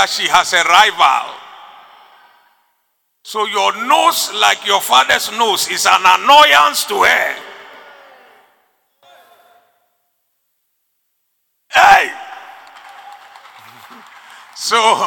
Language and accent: English; Ghana; I like being a Ghanaian. I like being here.